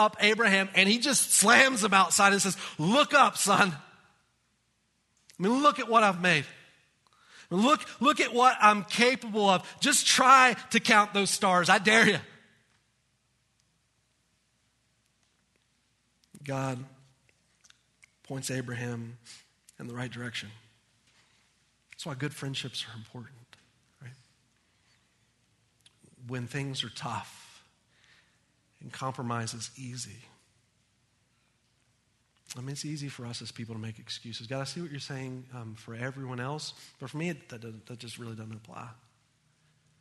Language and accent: English; United States; As Americans